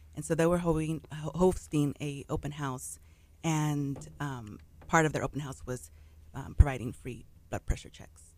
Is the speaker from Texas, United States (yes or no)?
yes; Pasadena, Texas, United States; I'm from Pasadena, Texas, originally born and raised there, lived all there all my life